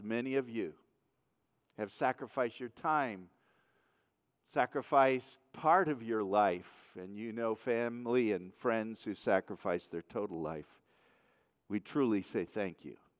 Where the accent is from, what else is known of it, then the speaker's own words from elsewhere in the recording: Waterford, Michigan, United States; I grew up in the Waterford, Michigan area